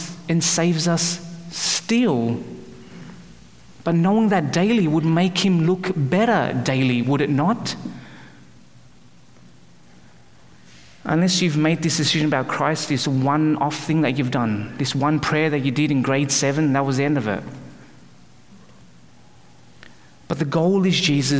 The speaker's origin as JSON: {"language": "English", "country": "Australia", "tie": "born or raised there", "also_born_or_lived": "Calgary, Canada", "moved": "as an adult", "lives_now": "Vancouver area, Canada", "said": "I was born and raised in Australia"}